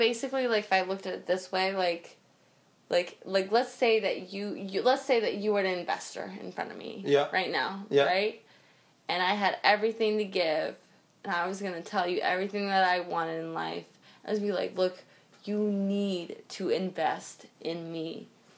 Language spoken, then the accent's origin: English; Florida, United States; now in Oregon, United States; I grew up in Florida. Like, I grew up with my dad in Florida, like, taking us kids to theme parks.